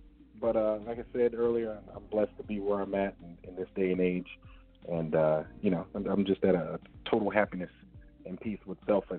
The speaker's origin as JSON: {"language": "English", "town": "Richmond", "region": "California", "country": "United States", "tie": "born or raised there", "also_born_or_lived": "Salinas, California / Japan / North Carolina / Sacramento, California", "moved": "as an adult", "lives_now": "Temecula, United States", "said": "as you already know. I'm born and raised in Richmond, California. Lived out there for a while, moved to Salinas, and I moved all over California."}